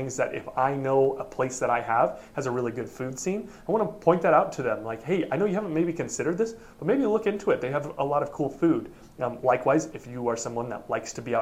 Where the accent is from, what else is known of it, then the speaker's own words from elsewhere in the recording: Oregon, United States; I am from Oregon. I am from there.